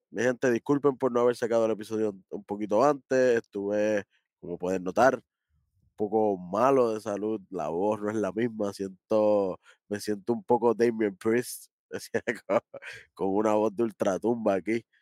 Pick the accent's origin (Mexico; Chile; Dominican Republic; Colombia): Dominican Republic; yo soy dominicano también.